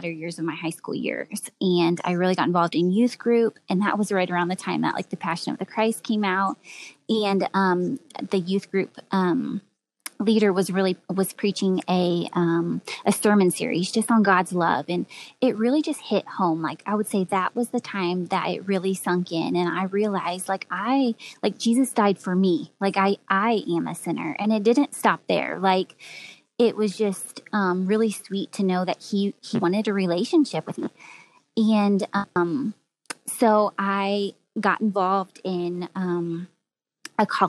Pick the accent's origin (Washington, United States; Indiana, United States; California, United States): Indiana, United States; Greenwood; I grew up in Greenwood, Indiana, so just a suburb of Indianapolis.